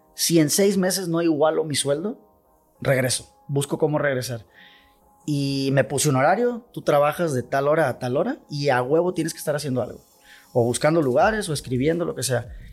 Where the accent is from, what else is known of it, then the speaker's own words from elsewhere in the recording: Culiacán, Sinaloa, Mexico; Yo soy orgullosamente de Barrancos.